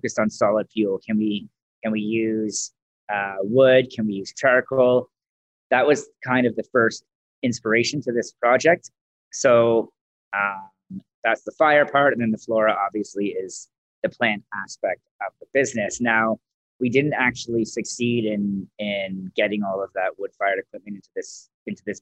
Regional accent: Mississauga, Ontario, Canada; moved away as an adult; also born or lived in Toronto / Caledon / Orangeville; now in Calgary, Canada; I grew up in Ontario in Mississauga

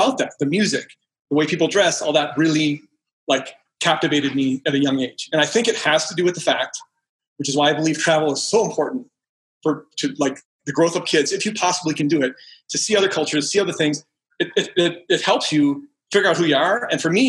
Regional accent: Edina, Minnesota, United States; moved away; I grew up in Minneapolis, Minnesota. Specifically, it's called Edina, Minnesota, which we are known as Cake Eaters.

